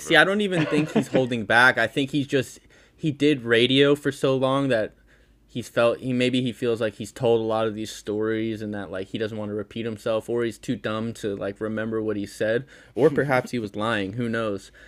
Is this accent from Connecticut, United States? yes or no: yes; Connecticut, United States; I grew up in Connecticut